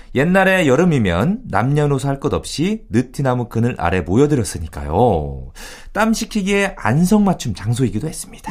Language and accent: Korean; Yesan, South Chungcheong, South Korea; moved away; 제 고향 어, 예산 그 동네에도